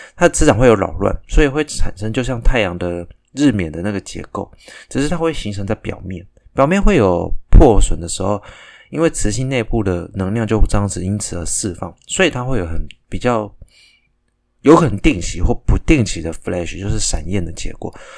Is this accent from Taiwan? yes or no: yes; Taiwan; 我也是台湾人